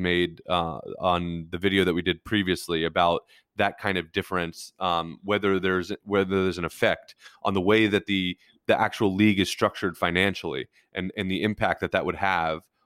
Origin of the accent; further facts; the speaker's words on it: United States; being an American sports fan